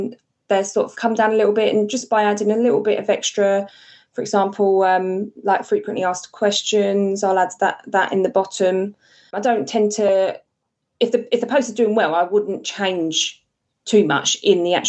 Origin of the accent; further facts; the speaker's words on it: United Kingdom; we are British